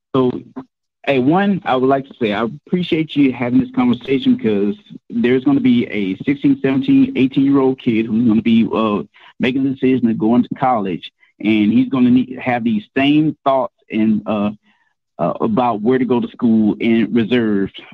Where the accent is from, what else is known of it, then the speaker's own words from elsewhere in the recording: Houston, Texas, United States; I'm from Texas, where George Floyd is at, uh, from Houston area